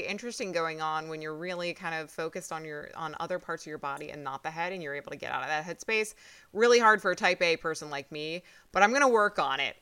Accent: New York, United States; I'm from New York

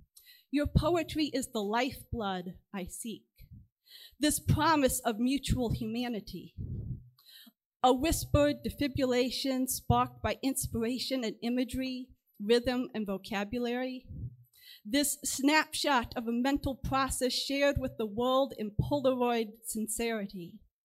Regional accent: Chicago, Illinois, United States; I'm from the Chicago area.

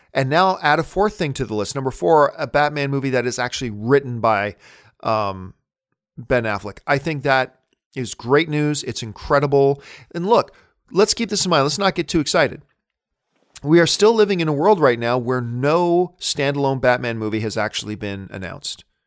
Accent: Hamilton, Ontario, Canada; moved away as an adult; now in Burbank, United States; I'm a Canadian kid coming from Hamilton, Ontario, Canada

